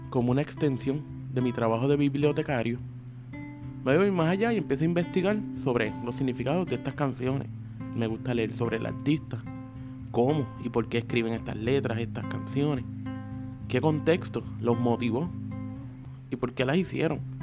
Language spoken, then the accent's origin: Spanish; Sabana Grande, Puerto Rico; also born or lived in Lajas; Originalmente de la frontera entre dos pueblos al suroeste de la isla. Iba al baño en Laja, pero dormía en Sabana Grande, glorioso pueblo del Petate, y al que con orgullo llamo mi pueblo